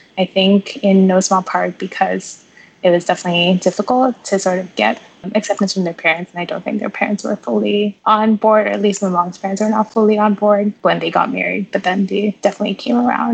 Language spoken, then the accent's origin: English; Mumbai, Maharashtra, India; moved away as an adult; also born or lived in New York, United States; now in Boston, United States; I was born and raised in Mumbai. I moved to the U.S. at the same time that I started college when I was 18.